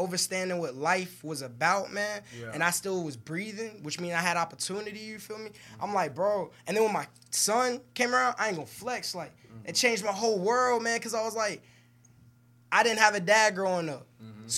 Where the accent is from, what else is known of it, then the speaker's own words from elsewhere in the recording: New York, United States; Me and you both from New York